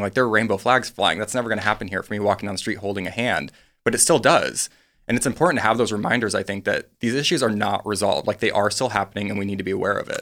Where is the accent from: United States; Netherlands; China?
United States; South Dakota; moved away; I grew up in the Midwest